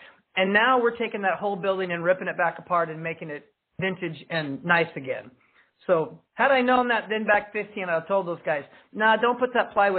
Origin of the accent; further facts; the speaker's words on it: Eugene, Oregon, United States; I was born here in Oregon, or in Eugene, Sacred Heart Hospital. I couldn't remember the floor, but I grew up in the Santa Clara area before it was developed.